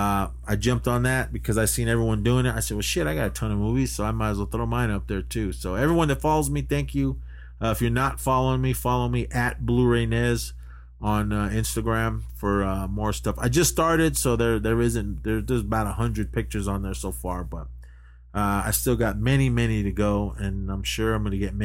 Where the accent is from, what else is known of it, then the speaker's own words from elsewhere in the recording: Oakland, California, United States; I was born and raised in Oakland